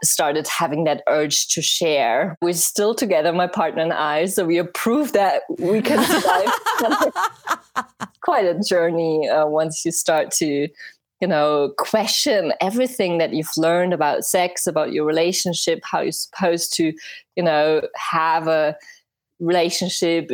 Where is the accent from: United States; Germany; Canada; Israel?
Germany; English is a second language; I'm from Germany